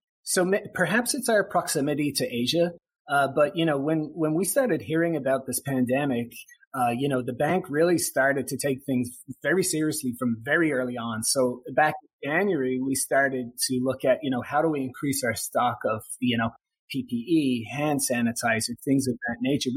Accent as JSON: {"language": "English", "country": "Ireland", "moved": "yes", "lives_now": "Hawaii, United States", "said": "I'm from Ireland originally"}